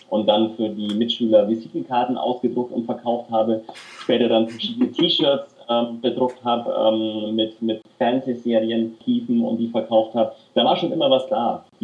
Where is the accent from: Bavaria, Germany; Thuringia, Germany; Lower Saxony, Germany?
Bavaria, Germany; Nuremberg; ich bin in Nürnberg aufgewachsen und habe auch in den Jugendmannschaften vom ersten FC Nürnberg gespielt.